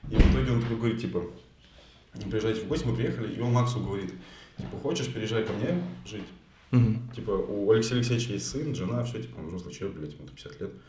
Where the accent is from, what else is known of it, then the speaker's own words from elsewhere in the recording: Rivne, Rivne Oblast, Ukraine; born there; also born or lived in Sinegor; Ну, мы, мы как бы родились не в самом селе. Ага. Мы типа родились в Украине, в городе Ровно. Вот, и мы с ним двойняшки.